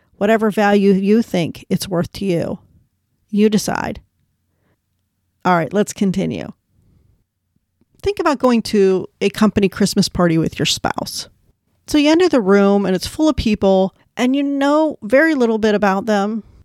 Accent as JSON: {"language": "English", "country": "United States", "said": "I'm an American, and the Irish in my family came over in, like, the seventeen hundreds."}